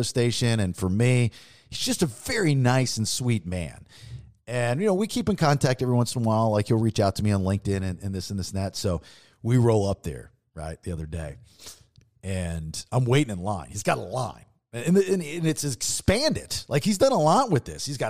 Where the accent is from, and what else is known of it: Maryland, United States; now in Florida, United States